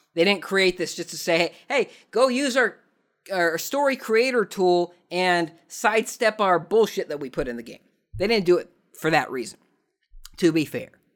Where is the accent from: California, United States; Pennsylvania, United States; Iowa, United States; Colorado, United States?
California, United States; Southern; I'm from Southern California